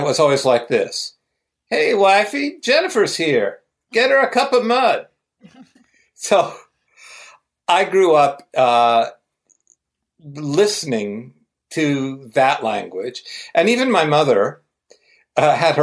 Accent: Ohio, United States; I'm from Ohio, just at the part of Ohio where the foothills of the Appalachians start

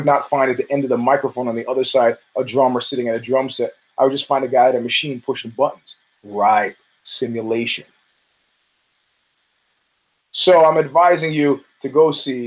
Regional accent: New York, United States; as a New Yorker

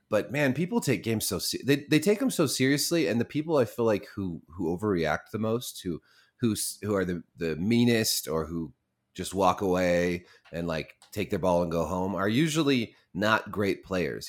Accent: Montana, United States; moved away; I was born in Montana

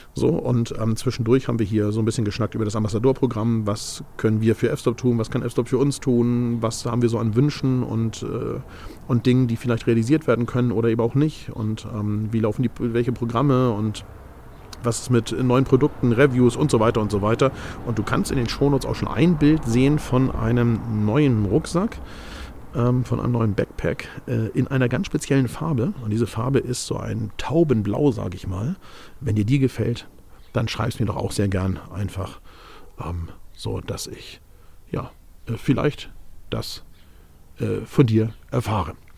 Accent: Hamburg, Germany; Ich bin ja Hamburger

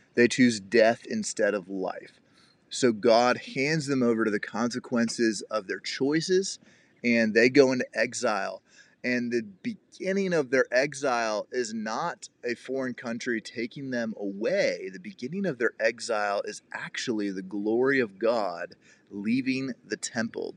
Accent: Cincinnati, Ohio, United States; I grew up in the Cincinnati, Ohio area

